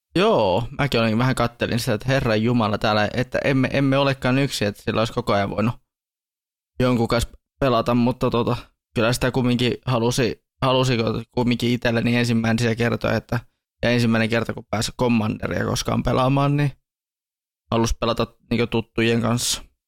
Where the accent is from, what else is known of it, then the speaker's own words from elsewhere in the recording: Tornio, Lapland, Finland; meidän täällä kotipaikkakuntani